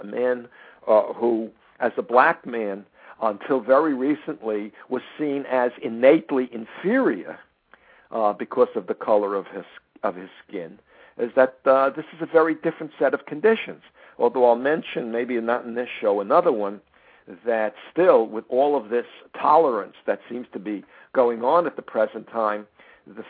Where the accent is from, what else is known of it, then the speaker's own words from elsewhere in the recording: United States; I was born in the United States